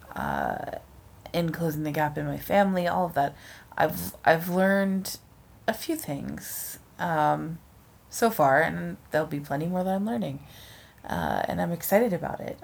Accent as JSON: {"language": "English", "region": "East Coast", "country": "United States", "moved": "yes", "lives_now": "West Coast, United States", "said": "we're both not from the West Coast, how we maintain our relationships with people back home. Yeah. You know, back east"}